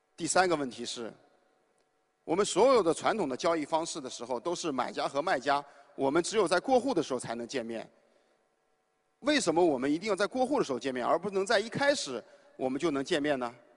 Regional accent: Shanxi, China; moved away; 因为我来自山西，我父母呢虽然不是农民，但是是，呃，两个大型国企的一个普通的职工

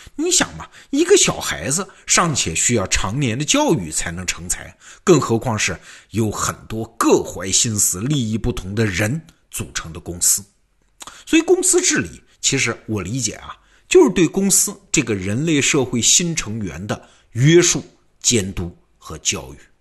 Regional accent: China; 我们中国人很熟悉的嘛，劝和不劝散

